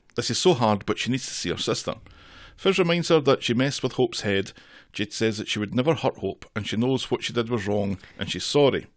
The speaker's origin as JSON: {"language": "English", "region": "Scotland", "country": "United Kingdom", "said": "I'm Scottish and forty-six."}